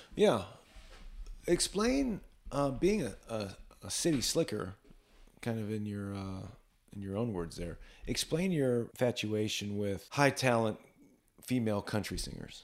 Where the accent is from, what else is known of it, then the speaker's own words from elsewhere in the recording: Lima, Ohio, United States; also born or lived in upstate New York / Western Pennsylvania; born in upstate New York, moved to Ohio when I was five years old.